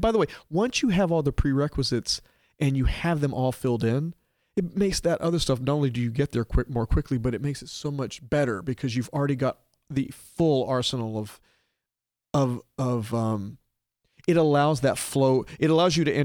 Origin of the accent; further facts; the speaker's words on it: Little Rock, Arkansas, United States; moved away as an adult; I grew up in Little Rock, Arkansas